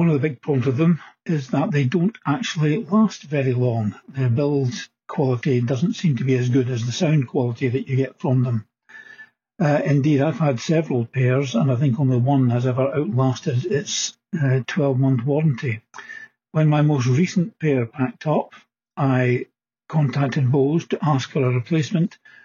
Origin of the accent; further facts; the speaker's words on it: Scotland, United Kingdom; being a Scot